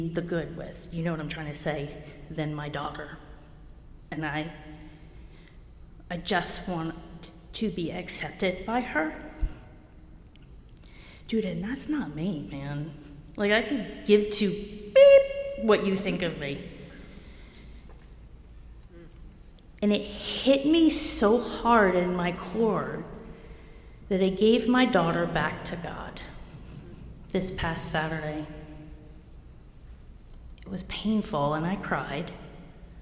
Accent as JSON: {"language": "English", "region": "New Jersey", "country": "United States", "also_born_or_lived": "New Mexico", "moved": "yes", "said": "I'm from Jersey."}